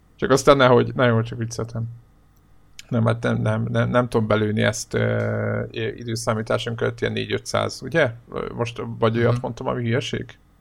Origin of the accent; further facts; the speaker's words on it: Hungary; magyarok vagyunk